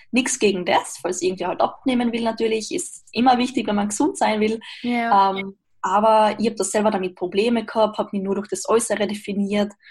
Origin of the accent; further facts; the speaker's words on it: Austria; now in Graz, Austria; ich komme aus Österreich, wohne zurzeit in Graz.